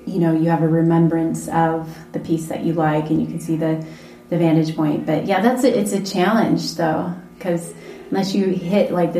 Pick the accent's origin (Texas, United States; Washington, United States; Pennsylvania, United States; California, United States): Washington, United States; Seattle; now in Las Vegas, United States; I'm originally from Seattle